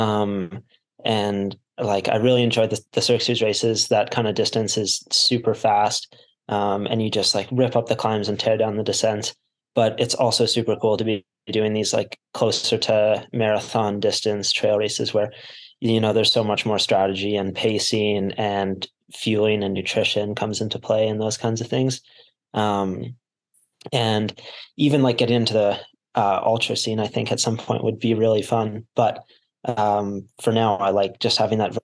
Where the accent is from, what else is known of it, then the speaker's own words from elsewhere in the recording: Canmore, Alberta, Canada; moved away as an adult; now in Utah, United States; I grew up in Canada, in the small town, Canmore in the Rocky Mountains